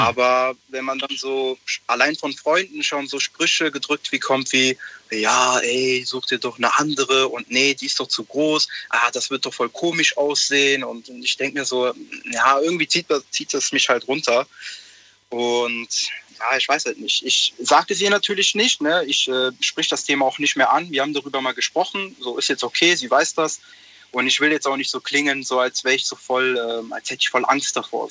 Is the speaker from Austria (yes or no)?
no; Italy; ich bin Italiener